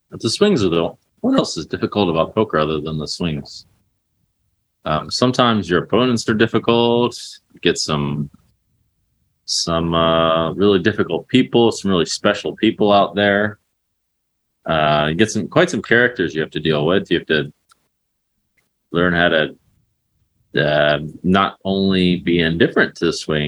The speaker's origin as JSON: {"language": "English", "area": "close to where The Wire was filmed", "region": "Maryland", "country": "United States", "said": "I'm close to where The Wire was filmed."}